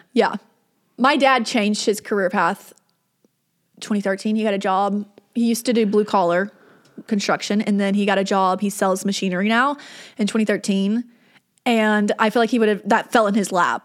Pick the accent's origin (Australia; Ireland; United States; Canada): United States; the South; growing up in the South